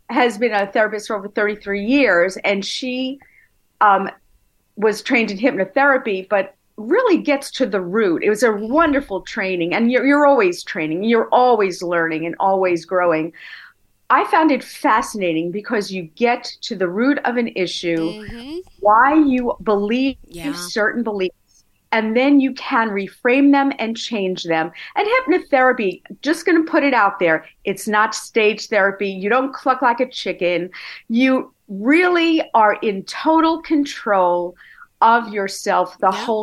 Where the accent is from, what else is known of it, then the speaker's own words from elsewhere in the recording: Brooklyn, New York, United States; Born in Brooklyn and went to Nassau Community in Hofstra.